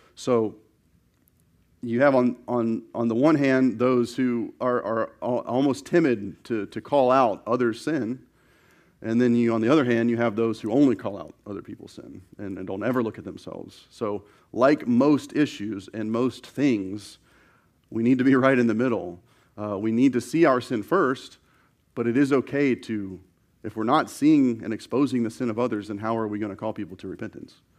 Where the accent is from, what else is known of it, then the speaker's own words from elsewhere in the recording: the South, United States; growing up in the South